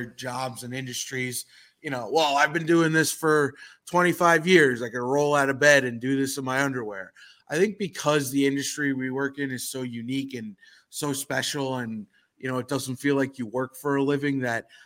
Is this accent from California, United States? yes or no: no; New York City, New York, United States; I grew up in New York City